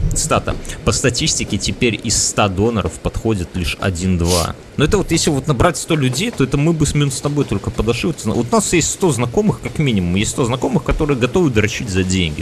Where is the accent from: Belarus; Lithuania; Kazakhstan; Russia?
Belarus; мы же вот белорусы